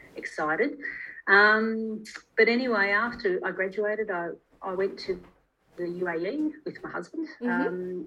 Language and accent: English; Adelaide, South Australia, Australia; I'm actually originally from Adelaide, and I was the first in my family to finish year 12